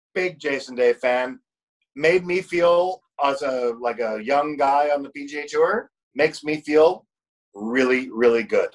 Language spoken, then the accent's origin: English; Canada; as Canadian as a as a person who is in sales his whole life